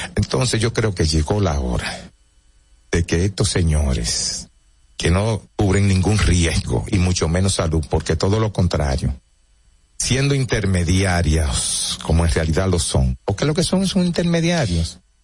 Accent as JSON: {"language": "Spanish", "town": "Santo Domingo", "region": "Distrito Nacional", "country": "Dominican Republic", "tie": "born or raised there", "also_born_or_lived": "Bonao / Santiago", "said": "Me crié en Cristo Rey."}